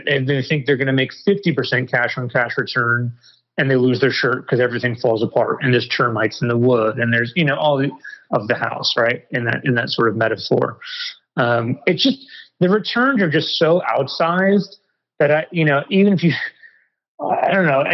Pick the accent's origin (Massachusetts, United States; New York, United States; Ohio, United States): New York, United States; New York City; moved away; also born or lived in Malaysia; I grew up in New York City, a tall white guy